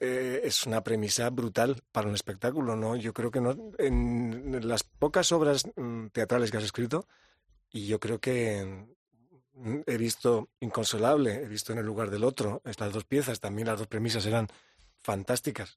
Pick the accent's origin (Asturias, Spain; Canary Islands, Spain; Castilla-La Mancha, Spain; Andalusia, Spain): Andalusia, Spain; also born or lived in London; al menos yo también soy andaluz